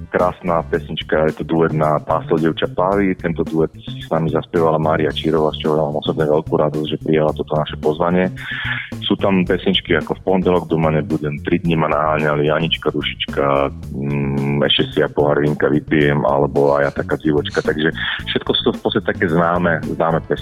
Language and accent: Slovak; Trnava, Trnava Region, Slovakia; Sme teraz aktuálne v Trnave, som pricestoval z Bratislavy, lebo sme tam uh, trošku promovali taktiež na album, takže ale už sme, sme našom rodnom meste.